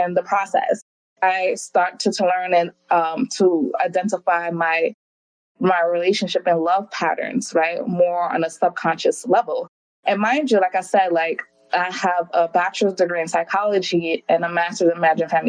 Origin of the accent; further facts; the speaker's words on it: New York City, New York, United States; moved away as an adult; also born or lived in Hawaii; I was born and raised in Brooklyn, New York. My family's from the Caribbean, particularly Jamaica